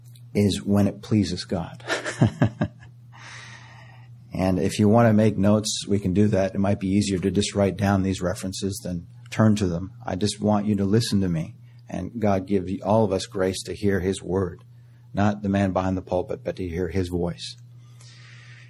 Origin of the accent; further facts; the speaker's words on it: Canada; moved away; I was born in Canada